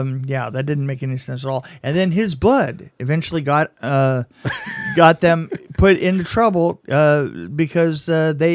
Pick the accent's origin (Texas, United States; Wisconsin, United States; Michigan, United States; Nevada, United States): Texas, United States; oh, on my honor as a Texan.